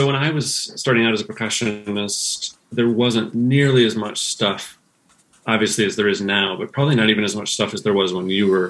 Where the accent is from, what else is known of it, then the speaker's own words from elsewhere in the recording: Midwest, United States; also born or lived in California / Madison, Wisconsin / Chicago suburbs / Dubuque, Iowa; Midwestern United States. I was born in California, but we soon moved to Madison, Wisconsin, and then lived in the Chicago suburbs. And then moved to Dubuque, Iowa.